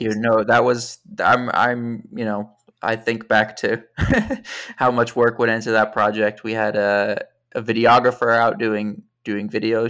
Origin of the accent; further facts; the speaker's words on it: just outside Princeton, suburban New Jersey, United States; moved away as an adult; now in New York City, United States; I grew up in suburban New Jersey, just outside Princeton.